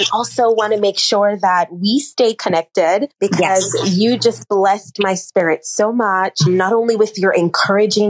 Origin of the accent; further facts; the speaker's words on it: Jamaica; from a little girl growing up in the island of Jamaica